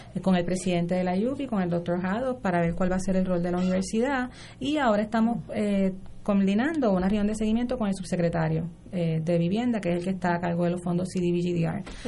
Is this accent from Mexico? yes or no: no; Puerto Rico; Senia y yo somos residentes de Río Piedras